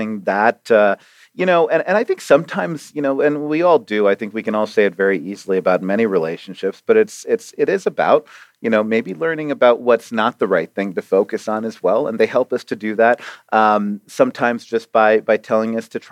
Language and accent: English; Arizona, United States; also born or lived in Toronto, Canada; I was born in Toronto and lived there for 5 years and moved down to Arizona as our first stop in America.